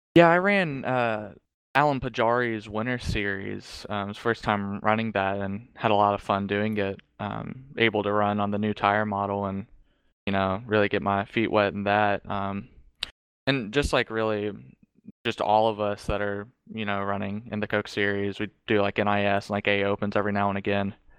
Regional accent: Charlotte, North Carolina, United States; I am from Charlotte, so, like, I go down there, um, quite frequently

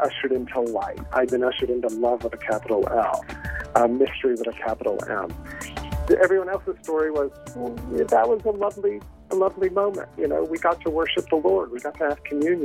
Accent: Hampton, Virginia, United States; Well, I'm from Virginia. I grew up in Hampton, Virginia

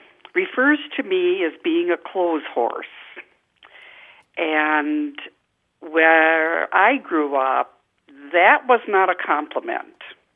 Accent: Wisconsin, United States; my friend is from Pennsylvania, and I'm from Wisconsin

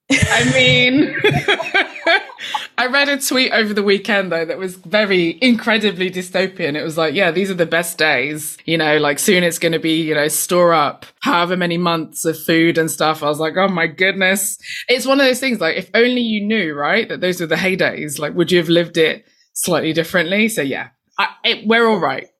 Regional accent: London, United Kingdom; I grew up in East London

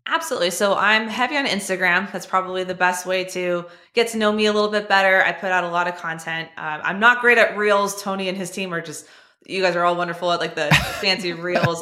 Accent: California, United States; I'm from California too

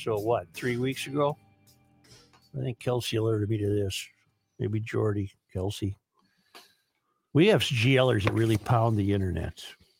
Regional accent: Minnesota, United States; now in Iowa, United States; Well, I am from Minnesota, but currently at a college, in college at the University of Iowa.

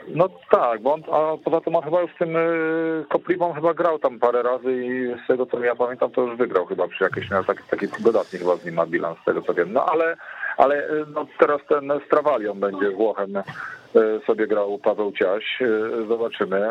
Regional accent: Szczecin, West Pomeranian Voivodeship, Poland; u nas w Szczecinie

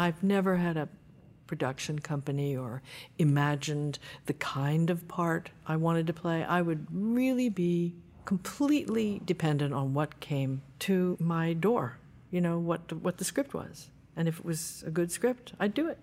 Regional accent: New Jersey, United States; I was born in New Jersey

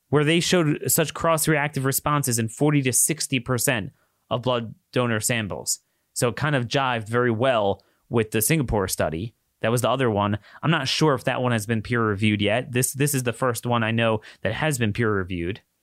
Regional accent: Maryland, United States; my home state of Maryland

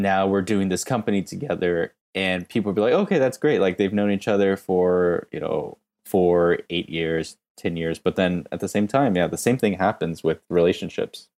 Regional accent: United States; moved away as an adult; now in Korea; I'm American and I went to school in the U S

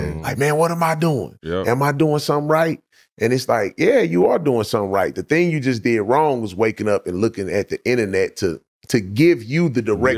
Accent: St. Louis, Missouri, United States; The West Side.

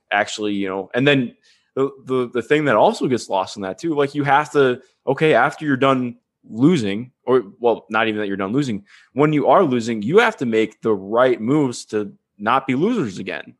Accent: Cleveland, Ohio, United States; growing up in Cleveland

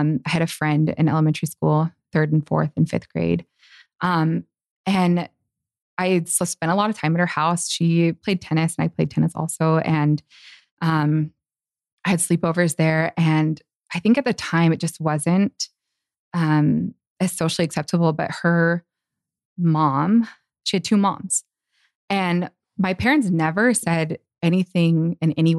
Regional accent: Tempe, Arizona, United States; in the area I grew up in Tempe, Arizona

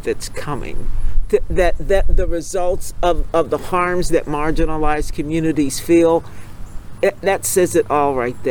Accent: Pennsylvania, United States; I'm from Pennsylvania.

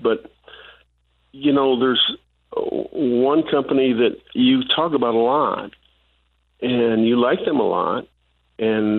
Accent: Michigan, United States; moved away as an adult; Mom was from Texas, and I was from Michigan

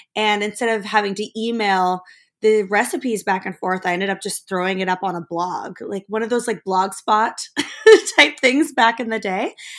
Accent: Germany; I grew up actually in Germany.

